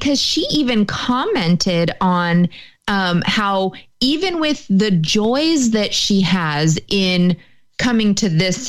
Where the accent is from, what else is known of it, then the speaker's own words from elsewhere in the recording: United States; I'm still white. And so that I have against me. I am American, so I have that against me.